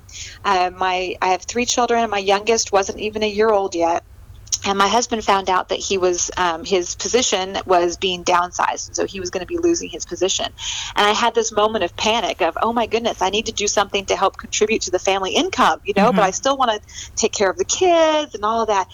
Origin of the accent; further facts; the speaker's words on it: California, United States; moved away as an adult; now in Abilene, United States; I'm actually a transplant from California. Oh, I grew up out on the West Coast in a small little town, and then came to Texas to go to college.